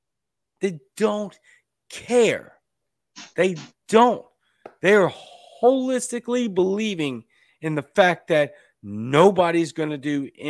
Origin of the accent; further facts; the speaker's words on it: Louisiana, United States; my home state sports teams